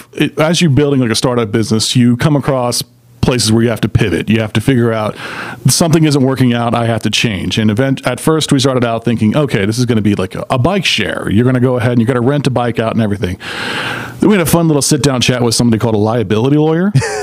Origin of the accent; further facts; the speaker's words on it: Atlanta, Georgia, United States; I hail from Atlanta. I'm a native, actually.